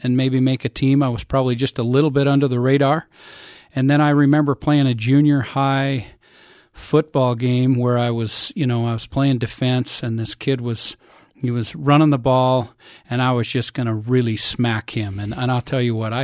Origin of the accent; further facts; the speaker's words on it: Provo, Utah, United States; also born or lived in Salt Lake City; I was born in Provo, moved to Salt Lake for a couple of years, and then back to Provo. And other than a 2-year mission, just right here in Happy Valley